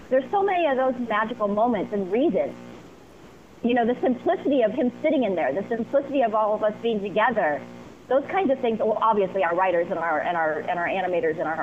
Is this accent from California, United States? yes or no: no; Ohio, United States; I grew up in Ohio